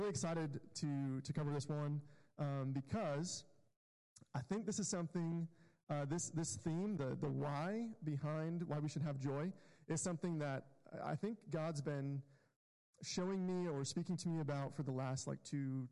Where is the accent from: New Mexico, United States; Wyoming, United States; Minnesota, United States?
Wyoming, United States; Powell; moved away; we were working in Powell, Wyoming, which is my hometown